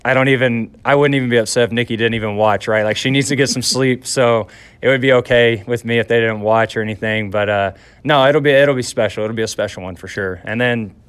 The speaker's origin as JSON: {"language": "English", "region": "Texas", "country": "United States", "moved": "yes", "lives_now": "Hamilton, Canada", "said": "I'm from Texas"}